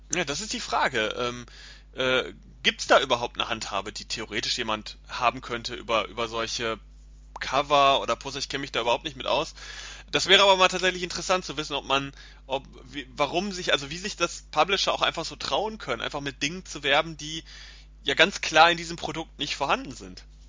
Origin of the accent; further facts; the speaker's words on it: Germany; bei uns in Deutschland